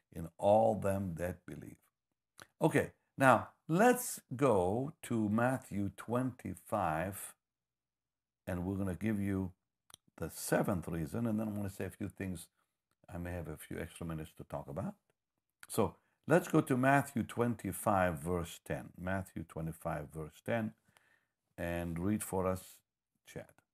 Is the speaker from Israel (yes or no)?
yes; Israel; moved away; I'm from Israel